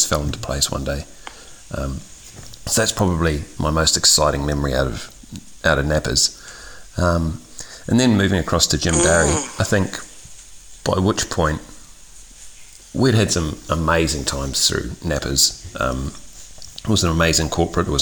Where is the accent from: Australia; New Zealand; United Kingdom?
New Zealand; moved away; I'm originally from New Zealand